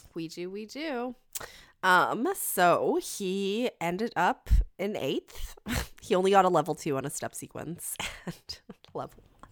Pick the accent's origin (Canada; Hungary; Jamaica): Canada; I'm Canadian.